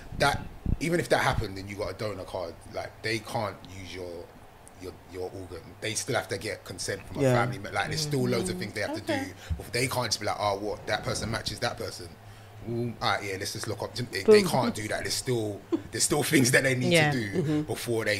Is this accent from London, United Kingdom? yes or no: yes; London, United Kingdom; South London.